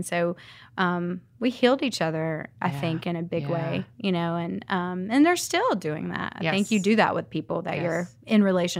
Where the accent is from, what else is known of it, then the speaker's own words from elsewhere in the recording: Savannah, Georgia, United States; now in Birmingham, United States; I'm from Savannah. I've just moved here not too long ago.